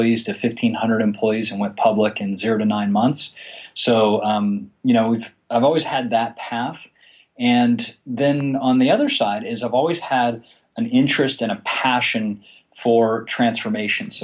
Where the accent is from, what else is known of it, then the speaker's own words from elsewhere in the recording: Florida, United States; I was born actually in Florida, and I grew up in a very small town